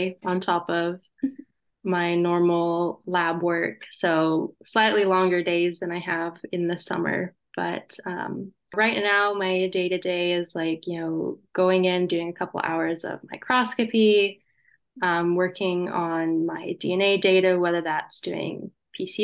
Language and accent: English; North Carolina, United States; also born or lived in British Columbia; now in New Brunswick, Canada; I'm originally from North Carolina, so never had to deal with much snow in my life